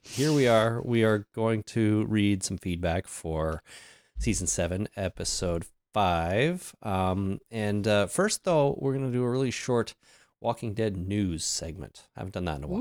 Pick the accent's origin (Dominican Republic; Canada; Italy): Canada; celebrate Canadian Thanksgiving because we're Canadian